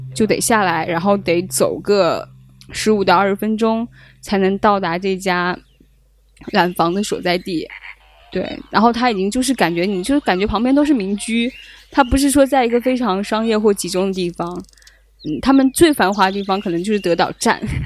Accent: China; 我是从中国来的

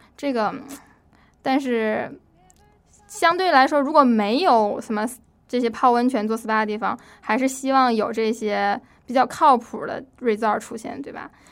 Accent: Northeast China, China; now in Washington, United States; 我是在东北长大的嘛

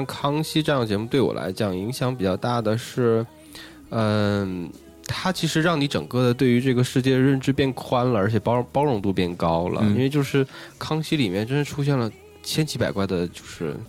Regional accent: China; 而且是另外的话，我就觉得好像，呃，我们中国人经常会活得特别严肃，

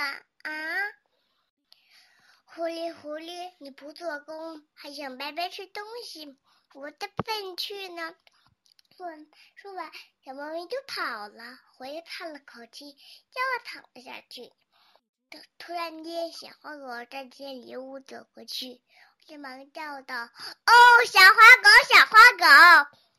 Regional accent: Tianjin, China; 大家好，我来自七星市红桥区， … 今年我还不到四岁。

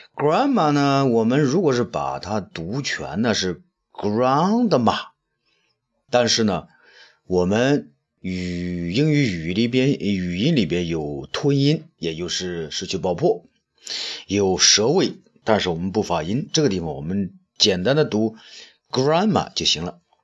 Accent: China; 我们中国人才四亿人口嘛

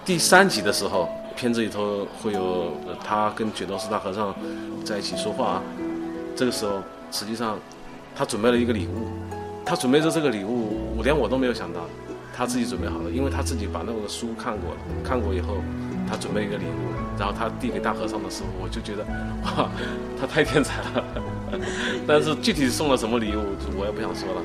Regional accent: Ningbo, Zhejiang, China; 我们宁波人

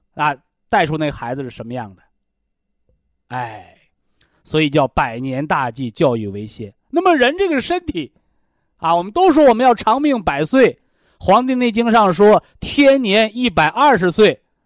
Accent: China; 我们中国人呐，常说叫文以载道

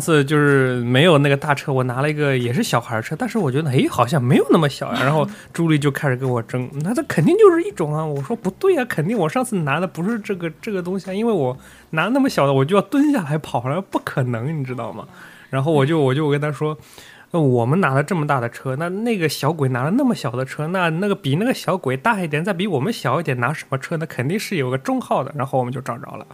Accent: China; moved away; 我们中国人

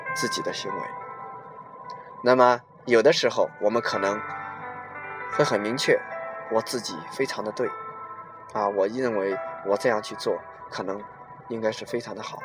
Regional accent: China; 我们中国人的这种思想在我们脑海里

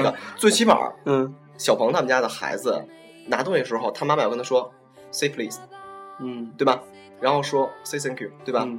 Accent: China; 我们中国人

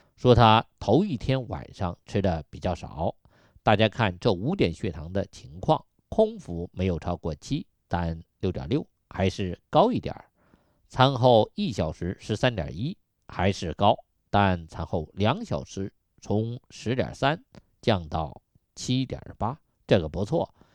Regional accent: China; 我们中国人

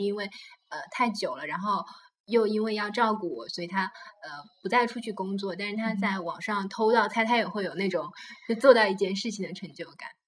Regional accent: China; 我们 国内老人也不会出去玩

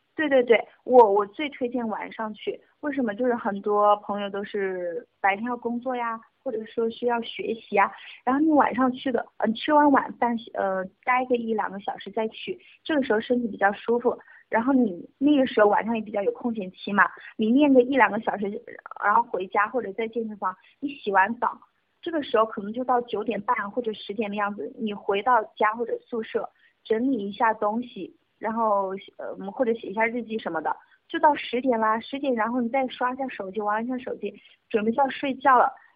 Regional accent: Dongguan, Guangdong, China; also born or lived in Hubei / Wuhan; 其实我是湖北人，但是嗯。我三岁的时候就移居到了 ，呃，东莞啊，户口什么都在那边，从小就在那边受教育长大嘛

